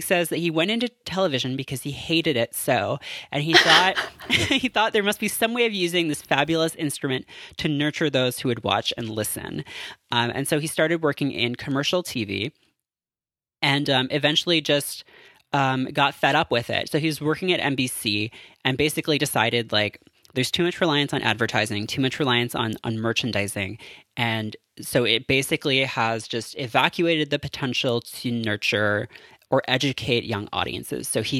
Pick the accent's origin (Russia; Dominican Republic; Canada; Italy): Canada; I am Canadian.